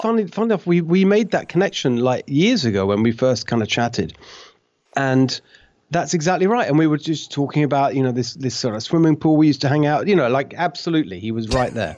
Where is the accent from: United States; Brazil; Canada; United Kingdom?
United Kingdom; Brighton, South East England; moved away; also born or lived in London / Hungary; I was raised in a town called Brighton. That's, that's really what I think of as home, this town called Brighton, which is on the south coast of England